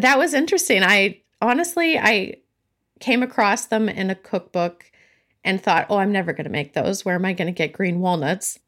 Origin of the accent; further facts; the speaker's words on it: California, United States; now in Massachusetts, United States; I'm originally from California, but I currently live in New England, in Massachusetts.